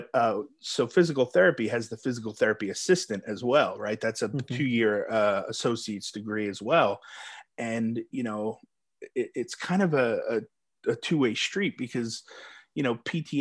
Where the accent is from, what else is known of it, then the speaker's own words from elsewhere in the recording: New York, United States; now in Texas, United States; I'm from New York originally